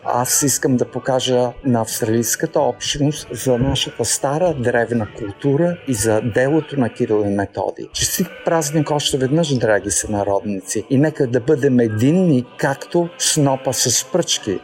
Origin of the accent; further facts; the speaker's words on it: Bulgaria; now in Melbourne, Australia; ние сме израснали с този празник